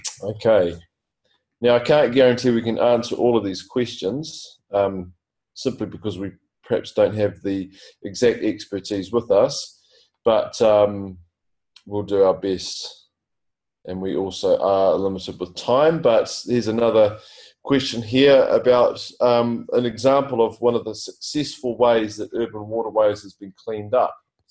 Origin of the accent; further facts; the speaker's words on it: West Auckland, Auckland, New Zealand; Well, probably is West Auckland. I'm from West Auckland.